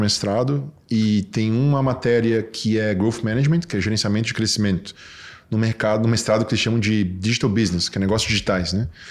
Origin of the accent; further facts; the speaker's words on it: Florianópolis, Santa Catarina, Brazil; Eu fui nascido e criado aqui em Santo Antônio